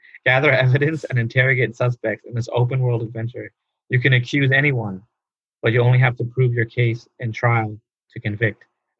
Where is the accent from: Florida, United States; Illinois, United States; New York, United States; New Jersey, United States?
New York, United States; we had it here too in New York